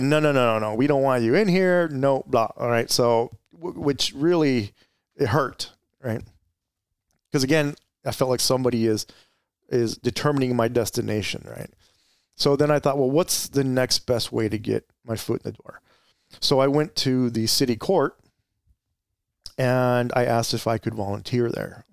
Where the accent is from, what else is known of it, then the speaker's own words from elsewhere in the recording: Gilbert, Arizona, United States; also born or lived in Mesa, Arizona / Chandler, Arizona / Tempe, Arizona; I grew up in Arizona. I, I grew up in the East Valley, uh, primarily Gilbert